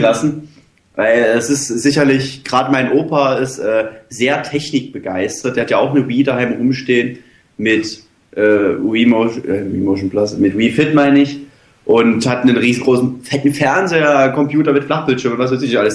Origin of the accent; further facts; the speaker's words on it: Dresden, Saxony, Germany; Bei uns in Dresden